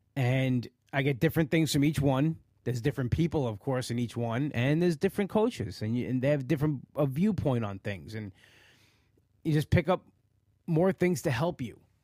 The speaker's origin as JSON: {"language": "English", "area": "Long Island", "region": "New York", "country": "United States", "tie": "born or raised there", "said": "live in the area where I live, Long Island"}